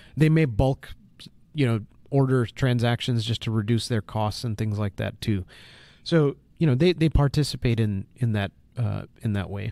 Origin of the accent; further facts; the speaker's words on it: United States; as an American